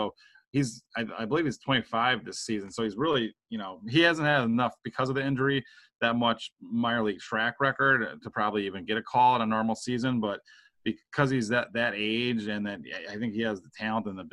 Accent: Milwaukee, Wisconsin, United States; in my hometown, and where I'm living here in Milwaukee

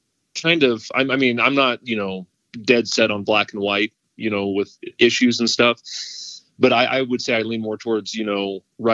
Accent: Joplin, Missouri, United States; moved away as an adult; now in Colorado, United States; Well, so I'm originally from Southwest Missouri. I was born and raised in a little town there, Joplin, Missouri. And then got married in Joplin and had two kiddos.

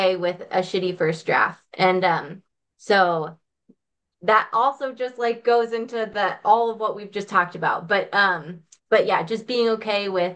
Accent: Stillwater, Minnesota, United States; accent: Minnesota; I'm a Minnesota girl. So I grew up in Stillwater, Minnesota.

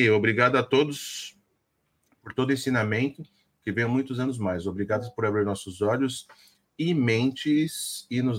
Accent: São Paulo, Brazil; Sou da Zona Leste de São Paulo, do Itaim Paulista. Nasci e cresci aí.

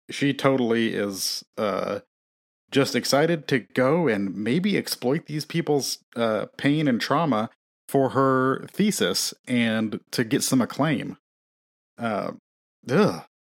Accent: Elkhart, Indiana, United States

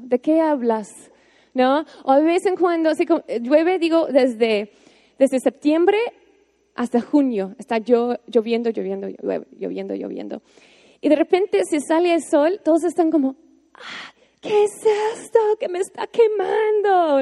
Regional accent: United States; Spanish is a second language; moved away as an adult; now in Mexico; yo, así como una gringa, una buena gringa

